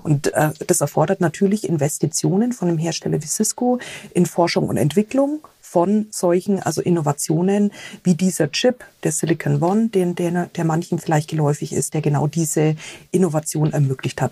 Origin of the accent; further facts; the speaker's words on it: Bavaria / Franconia, Germany; wie ich als Bayern oder Fränkin